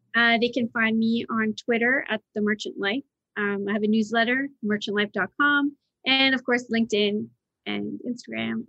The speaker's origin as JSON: {"language": "English", "country": "United Kingdom", "tie": "born or raised there", "moved": "yes", "said": "I grew up in Britain."}